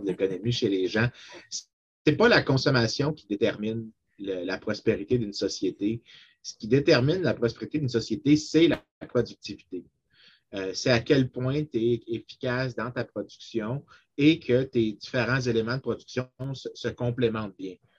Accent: Saint-Lambert, Quebec, Canada; je viens de Saint-Lambert

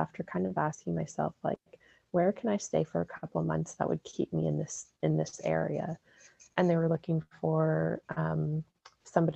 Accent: Sudbury, Ontario, Canada; I'm from Sudbury, Ontario

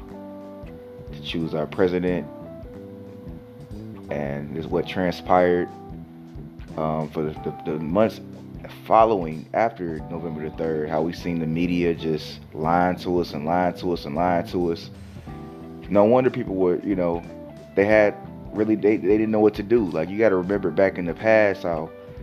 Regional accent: Detroit, Michigan, United States; I'm from Detroit

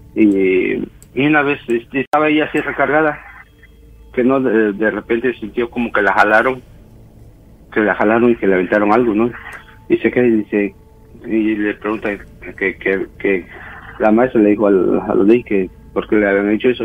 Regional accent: Oaxaca, Mexico; also born or lived in Mexico City; yo soy nacido en la Ciudad de México, pero criado en Oaxaca, yo pues digo que soy de Oaxaca.

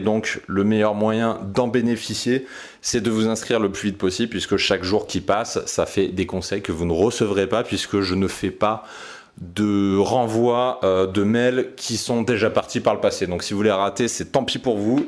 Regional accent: Aix-en-Provence, Provence-Alpes-Côte d'Azur, France; now in Paris, France; Cette ville, c'est Aix-en-Provence

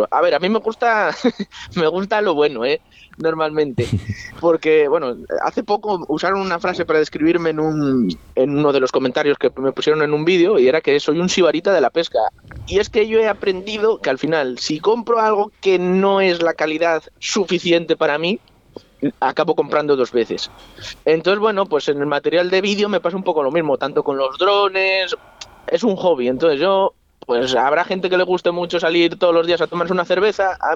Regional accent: Ricobayo, Castile and León, Spain; Yo crecí pescando en, en Ricoballo y, y, mi corazón tira hacia allí.

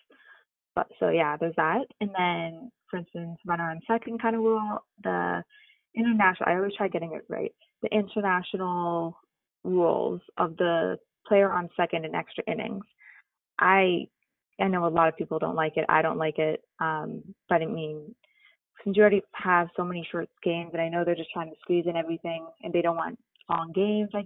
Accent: Toronto, Ontario, Canada; growing up in Toronto

